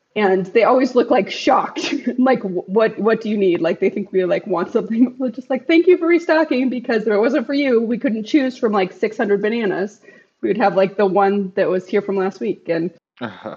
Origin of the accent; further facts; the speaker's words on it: United States; as an American society